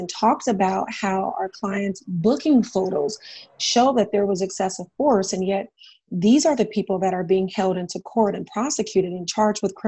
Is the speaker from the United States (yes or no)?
yes; San Diego, California, United States; also born or lived in San Francisco / Washington, D.C.; I was born and raised in Southeast San Diego